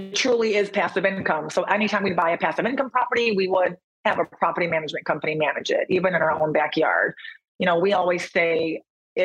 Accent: Michigan, United States; moved away as an adult; also born or lived in Chicago / San Diego; now in Austin, United States; I'm actually from Michigan

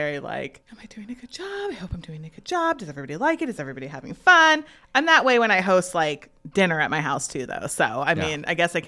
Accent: Washington, United States; now in Muncie, United States; I grew up in Washington State

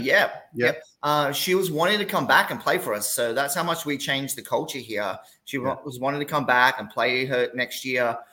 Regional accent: Gold Coast, Queensland, Australia; moved away as an adult; also born or lived in Tennessee / Iowa / Kansas; now in Corpus Christi, United States; I'm from the Gold Coast, which is about 40 minutes south of Brisbane

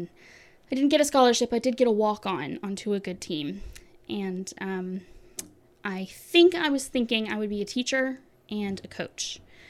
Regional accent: Tampa, Florida, United States; born there; I was born in Tampa, Florida, which is kind of in the middle, well, on the halfway down the peninsula on the Gulf Coast side.

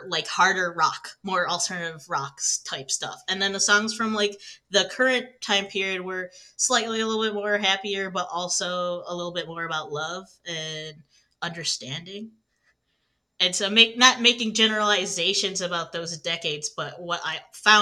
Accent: Michigan, United States; I'm from Michigan

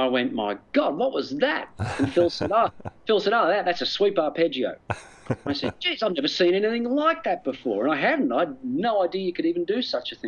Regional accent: Australia; moved away as an adult; also born or lived in United States; I'm an Australian, all my family are here

